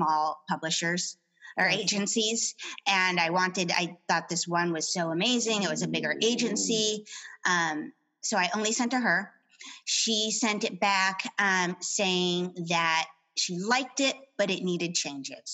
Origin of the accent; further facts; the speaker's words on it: New Mexico, United States; moved away as an adult; also born or lived in Boston, Massachusetts; now in San Diego, United States; I grew up in New Mexico